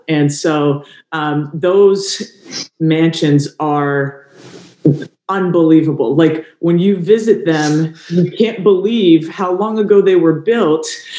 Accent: Cumberland, Rhode Island, United States; moved away as an adult; also born or lived in Pennsylvania; I grew up in Rhode Island. We moved up there when I was entering first grade. My dad was in the military and, he was stationed in Boston, but also did some work with the Navy in Newport. And so we had lived in Rhode Island ever since that time.

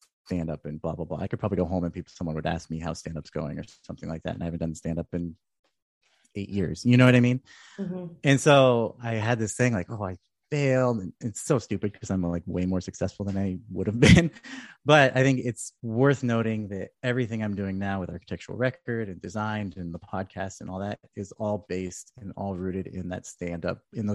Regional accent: Red Bluff, California, United States; moved away as an adult; also born or lived in Oregon; lived in Red Bluff, like my hometown

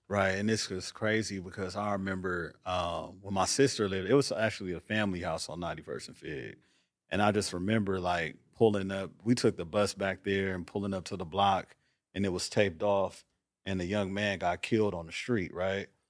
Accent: Los Angeles, California, United States; moved away; also born or lived in Atlanta, Georgia; growing up in South Central at the time

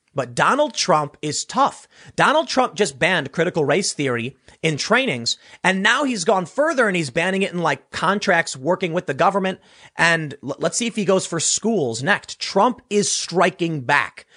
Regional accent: Chicago, Illinois, United States; I'm from Chicago

